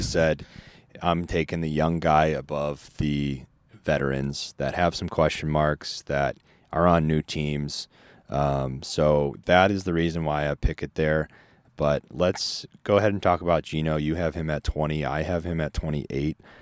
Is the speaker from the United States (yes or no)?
yes; Chicago, Illinois, United States; growing up in Chicago and seeing Favre and then Rodgers come